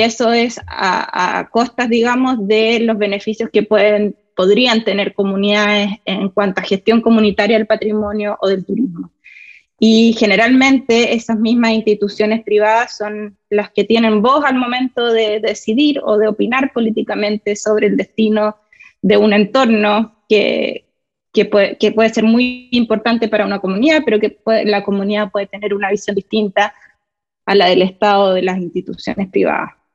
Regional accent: Santiago, Santiago Metropolitan Region, Chile; moved away as an adult; now in United States; soy de Chile, eh, de Santiago, viví toda mi vida ahí, em, sí, crecí, en realidad parte de mi infancia fue durante la dictadura chilena

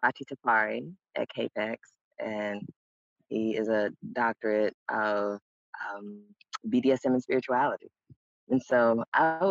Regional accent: Mississippi, United States; I am from Mississippi

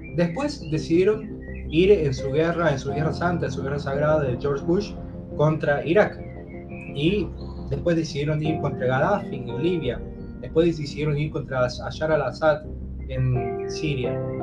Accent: Argentina; moved away as an adult; also born or lived in United States / France / China; now in Berlin, Germany; vivo en Berlín, en Alemania, desde hace dos años. He vivido antes en Estados Unidos, en Francia, en China y soy de Argentina

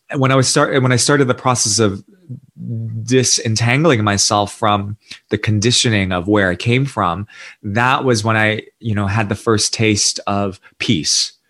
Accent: New York City, New York, United States; accent: American; moved away as an adult; also born or lived in Singapore / India; I was born and raised in New York City to an immigrant family

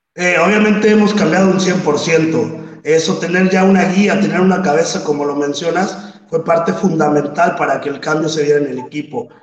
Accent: Mexico City, Mexico; soy del DF, juego mis etapas infantiles en Redskins del Estado de México

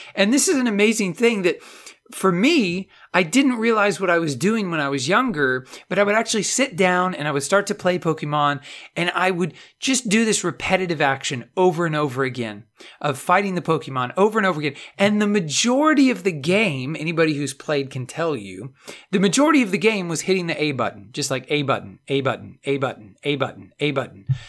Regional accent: Texas, United States; I'm from Texas

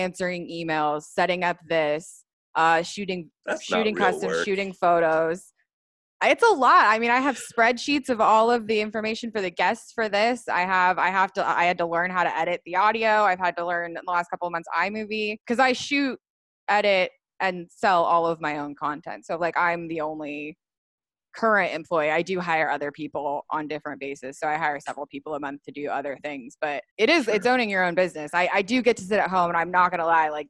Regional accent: Colorado, United States; moved away as an adult; also born or lived in Portland, Oregon / Denver; now in Los Angeles, United States; Colorado. I grew up in Colorado

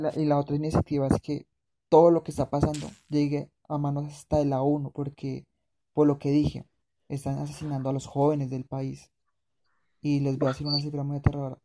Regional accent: Colombia; yo que soy de Colombia

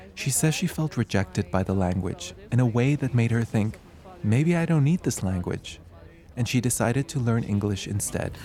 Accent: South Africa; now in Bishkek, Kyrgyzstan; as a South African, I come from a country

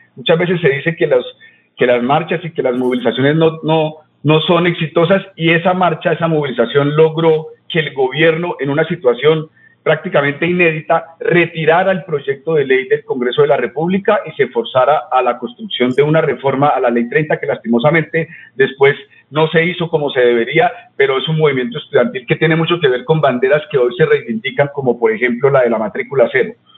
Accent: Bucaramanga, Santander, Colombia; also born or lived in Barichara (family); yo soy primera generación nacida acá en Bucaramanga

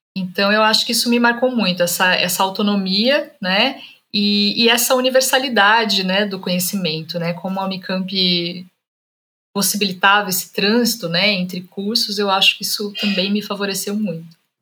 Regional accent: Vale do Paraíba, São Paulo, Brazil; a minha família é de Minas, mas a gente migrou para o estado de São Paulo, né? Então eu cresci no Vale do Paraíba, eu nasci e cresci no Vale do Paraíba

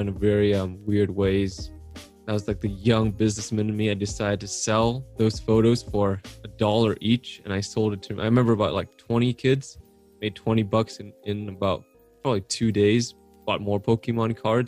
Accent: Aurora, Colorado, United States; I was born here, washed up in Aurora, Colorado

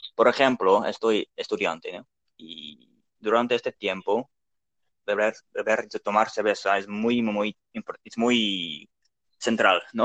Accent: Netherlands; Spanish is a second language; also born or lived in Delft; soy de Holanda

